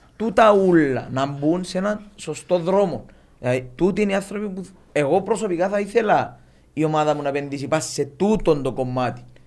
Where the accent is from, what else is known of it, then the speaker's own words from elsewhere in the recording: Limassol, Limassol District, Cyprus; είμαστε που τη Λεμεσόν